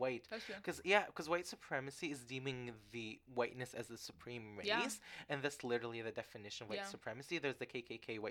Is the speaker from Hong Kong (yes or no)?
no; Canada; I'm from Canada